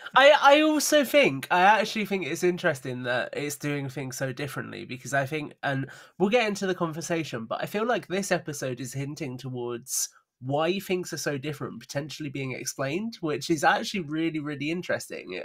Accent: United Kingdom; we're both British

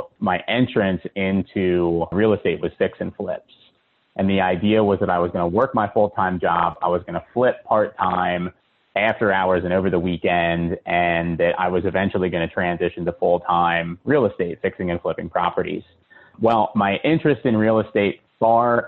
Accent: Philadelphia, Pennsylvania, United States; now in Charlotte, United States; I'm originally from Philadelphia

